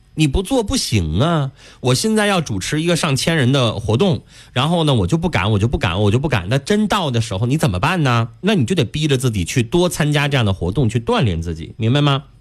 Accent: China; 我们中国人

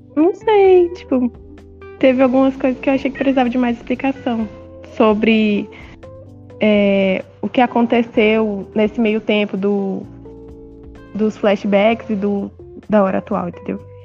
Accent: Acre, Brazil; eu tenho 18, sou do Acre e sou escritora

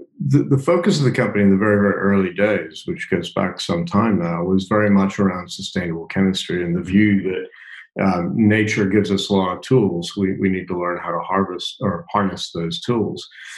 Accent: Kansas City, Missouri, United States; Yeah, no, I grew up in Kansas City.

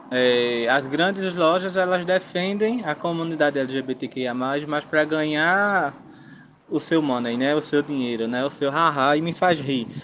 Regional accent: Engenho Rochedo, Zona da Mata Sul, Pernambuco, Brazil; eu sou do Engenho Rochedo, zona da Mata Sul de Pernambuco

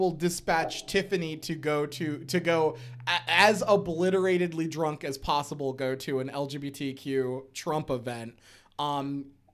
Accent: Bloomsburg, Pennsylvania, United States; we are from Bloom. We lived in Bloom

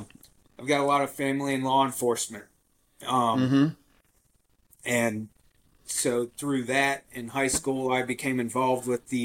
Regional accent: Tampa, Florida, United States; I grew up in Tampa

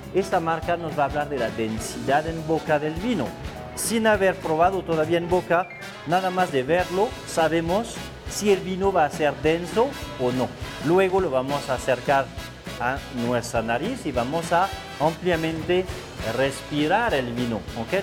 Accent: France; Spanish is a second language; moved away as an adult; also born or lived in Bordeaux / Mexico; now in Mexico City, Mexico; soy francés, eh, vivo aquí en México desde ya bastante tiempo, pero en mi cultura europea eh, yo nací en una cultura donde el vino es primordial

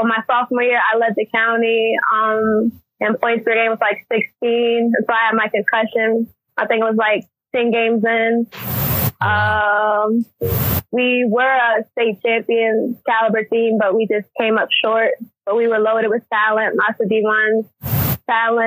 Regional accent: Arlington, Virginia, United States; I'm from Arlington, Virginia

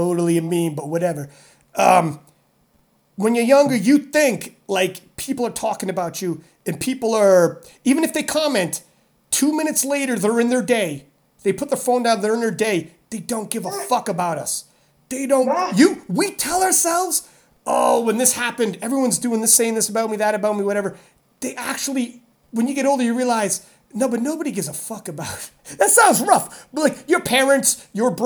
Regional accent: Canada; I'm Canadian. It's in my blood

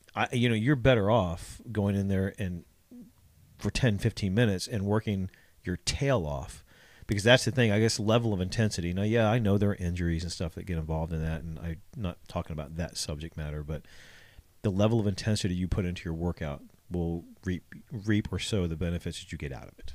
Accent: Ohio, United States; moved away; I'm from Ohio

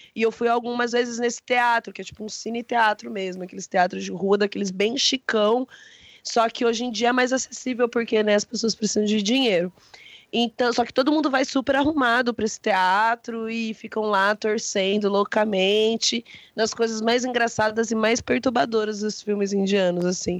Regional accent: Brazil

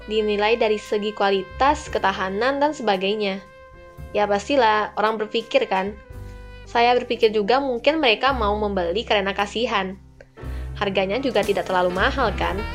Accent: Padang, West Sumatra, Indonesia; Nah, ada di Jakarta, Lampung, Bogor, Medan, dan pastinya Padang di tempat kota saya.

